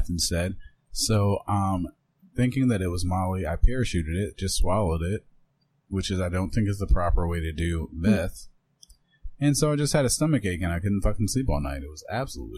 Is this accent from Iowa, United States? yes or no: yes; Iowa, United States; I'm from Iowa.